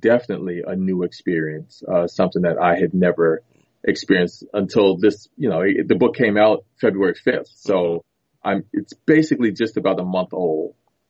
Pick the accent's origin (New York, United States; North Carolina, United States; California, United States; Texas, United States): New York, United States; New York City; born there; Yep. I was born in Harlem.